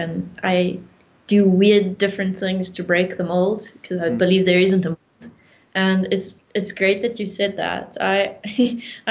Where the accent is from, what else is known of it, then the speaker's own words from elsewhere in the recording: South Africa; I'm from South Africa